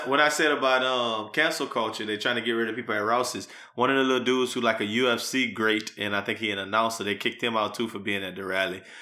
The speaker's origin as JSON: {"language": "English", "region": "Louisiana", "country": "United States", "tie": "born or raised there", "also_born_or_lived": "New Iberia, Louisiana / New Orleans, Louisiana", "moved": "as an adult", "lives_now": "Houston, United States", "said": "I'm from Louisiana. I spent the first twenty-two years of my life between Newberry and New Orleans."}